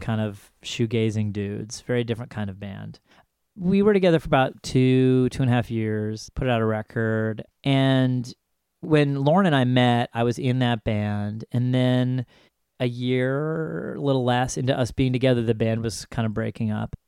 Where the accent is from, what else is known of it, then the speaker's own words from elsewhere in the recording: Ithaca, New York, United States; I grew up in Ithaca, New York, which is about four and a half hours north of New York City.